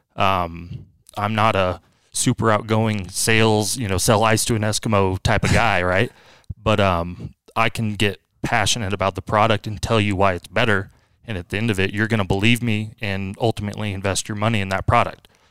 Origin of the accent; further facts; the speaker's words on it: Wilsonville, Oregon, United States; my hometown at the time, uh, up in Wilsonville, Oregon